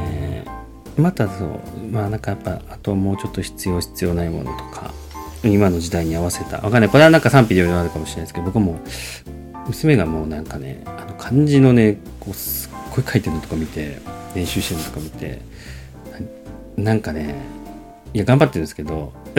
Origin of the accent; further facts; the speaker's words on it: Japan; 日本はまあね生まれ育ったところでね